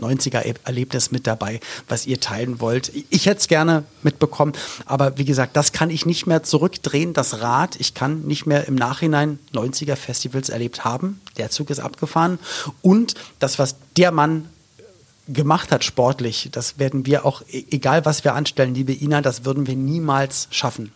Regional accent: Berlin, Germany; Ich bin in West-Berlin aufgewachsen, also war in den 90ern jugendlich in West-Berlin

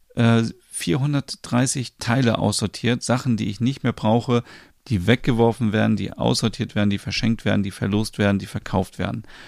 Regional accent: Germany; bei uns in Deutschland

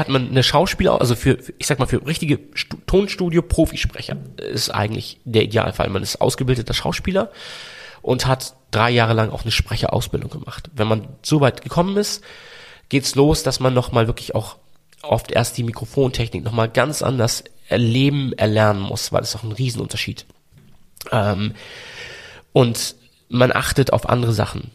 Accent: Hamburg, Germany; accent: Hamburg; Also, ich klinge auch total nach Hamburg. Ich mag das auch, wenn man hört, dass ich aus Hamburg komme

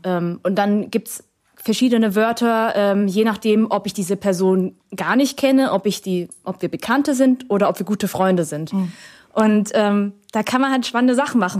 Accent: Germany; first language Vietnamese; weil ich ja hier aufgewachsen bin und Deutsch meine Muttersprache ist

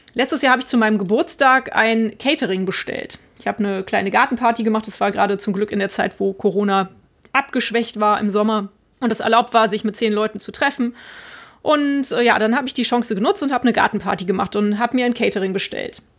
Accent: Cologne-Bonn area, North Rhine-Westphalia, Germany; jetzt gerade hier meine Heimat, der Raum Köln-Bonn

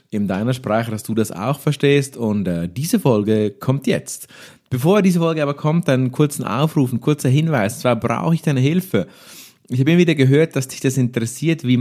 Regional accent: Switzerland; accent: Swiss German; Maßkocht war wirklich eine spontane Geschichte, die direkt halt in unserem schönen Schweizer Dialekt entstanden ist und du hast nichts davon verstanden.

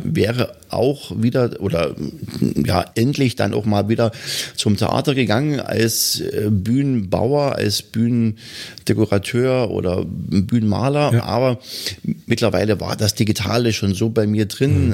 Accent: Bautzen, Saxony, Germany; also born or lived in Hannover; now in Wittichenau, Germany; Ich komme ja eigentlich aus Bautzen

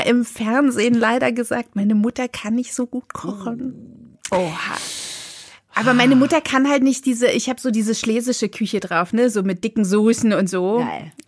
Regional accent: GDR, East Germany, Germany; ich komme aus der DDR

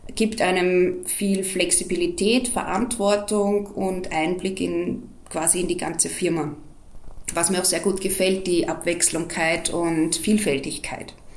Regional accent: Austria; bei uns in Österreich

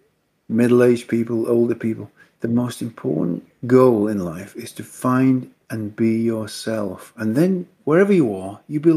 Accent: the north of England, United Kingdom; I was born in England. I was brought up in the north of England.

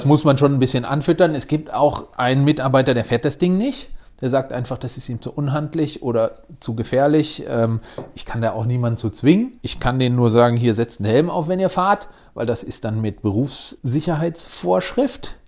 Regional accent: between Cologne and Düsseldorf, North Rhine-Westphalia, Germany; now in Wiesbaden, Germany; Ich bin genau zwischen Köln und Düsseldorf aufgewachsen.

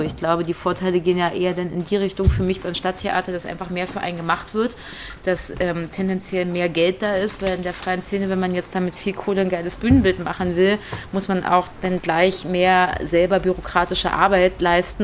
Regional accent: Berlin, Germany; jetzt komme ich aus Berlin

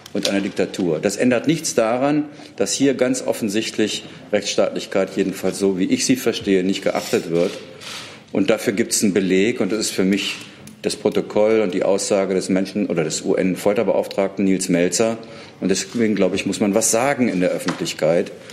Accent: Germany; das sage ich als Deutscher

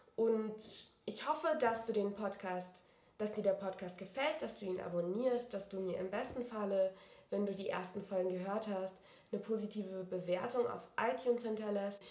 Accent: Wiesbaden, Hesse, Germany; moved away as an adult; also born or lived in Mainz; now in Munich, Germany; ich bin in Wiesbaden aufgewachsen

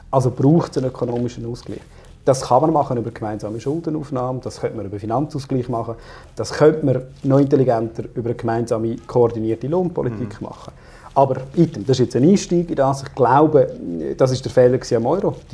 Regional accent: Aargau, Switzerland; ich komme aus dem Süden Aargau.

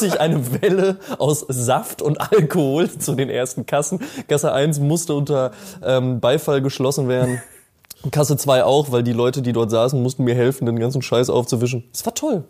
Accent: near Münster, North Rhine-Westphalia, Germany; ich komme ja aus der Nähe von Münster

